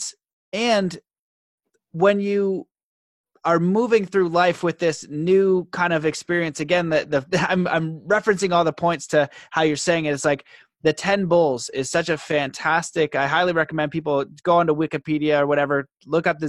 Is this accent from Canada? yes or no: yes; Canada; being Canadian, growing up in the hometown that I grew up